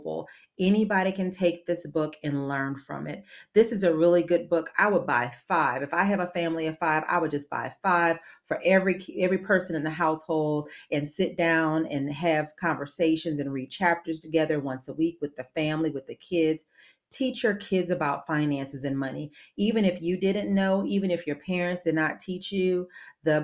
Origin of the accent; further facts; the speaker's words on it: New Orleans, Louisiana, United States; moved away; I'm from the New Orleans area originally